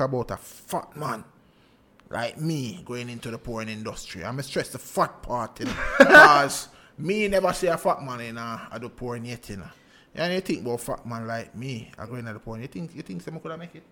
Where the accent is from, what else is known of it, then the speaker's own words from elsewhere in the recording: Jamaica; as Jamaicans